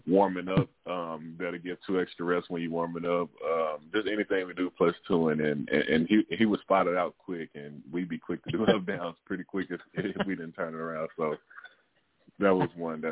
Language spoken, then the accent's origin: English; Arkansas, United States; I'm from Arkansas, from the South